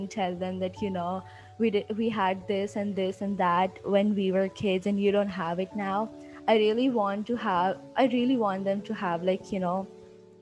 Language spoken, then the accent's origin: English; Hyderabad, Telangana, India; I'm from Hyderabad and I'm 16